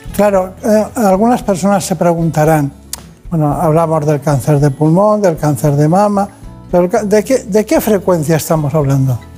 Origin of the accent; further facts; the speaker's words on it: Campanet, Balearic Islands, Spain; Yo de un pueblo que se llama Campanet, en Mallorca.